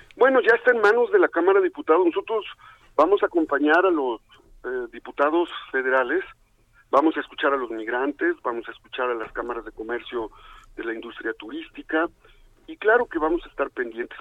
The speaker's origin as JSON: {"language": "Spanish", "town": "Izúcar de Matamoros", "region": "Puebla", "country": "Mexico", "tie": "born or raised there", "said": "la tierra donde yo nací, en Izúcar de Matamoros, Puebla"}